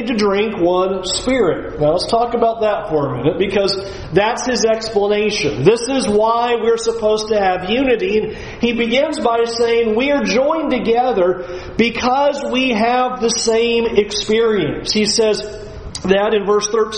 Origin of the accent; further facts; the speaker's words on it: California, United States; moved away; I'm from California